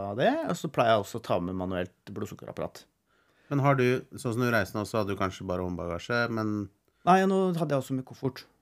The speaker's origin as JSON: {"language": "Norwegian", "country": "Norway", "said": "vi som nordmenn"}